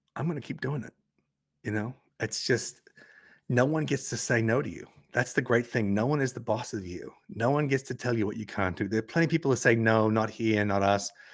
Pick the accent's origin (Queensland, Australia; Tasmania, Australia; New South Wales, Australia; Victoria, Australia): Tasmania, Australia; accent: Australian, Tasmanian; my Australian accent, my Tasmanian guttural intonations